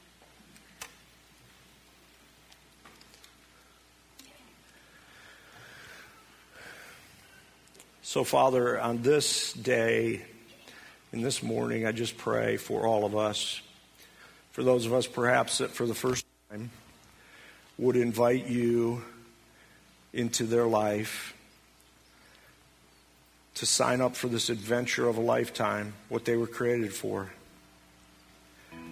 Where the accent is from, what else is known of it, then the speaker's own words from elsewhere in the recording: United States; us as American Christians